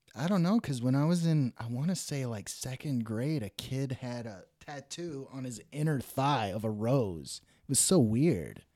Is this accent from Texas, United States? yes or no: yes; Dallas, Texas, United States; moved away; also born or lived in Oklahoma / Los Angeles; the Dallas area where I grew up